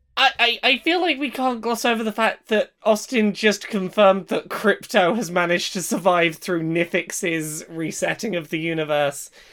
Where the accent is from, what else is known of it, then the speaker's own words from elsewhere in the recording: United Kingdom; I'm British.